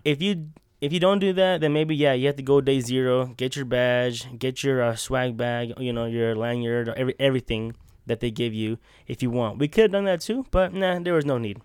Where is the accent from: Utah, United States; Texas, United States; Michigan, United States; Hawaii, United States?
Utah, United States; We're from Utah